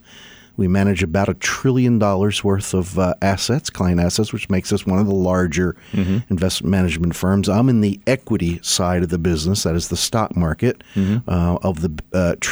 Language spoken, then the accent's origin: English; Pennsylvania, United States; I grew up in Pennsylvania.